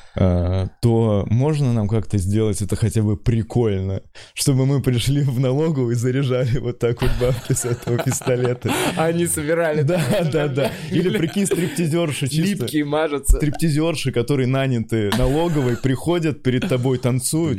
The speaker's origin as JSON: {"language": "Russian", "town": "Pskov", "region": "Pskov Oblast", "country": "Russia", "moved": "yes", "said": "я из Пскова"}